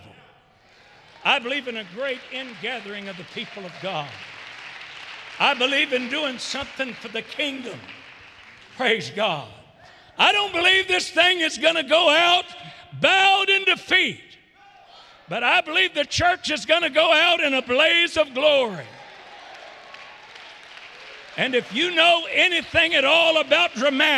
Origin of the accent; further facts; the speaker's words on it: the South, United States; I'm a Southerner